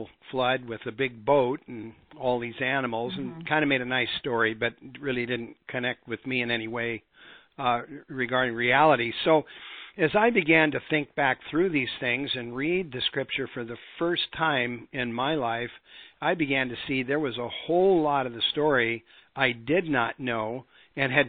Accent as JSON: {"language": "English", "region": "Montana", "country": "United States", "tie": "born or raised there", "said": "I grew up in Montana, and that's a rock hound's paradise."}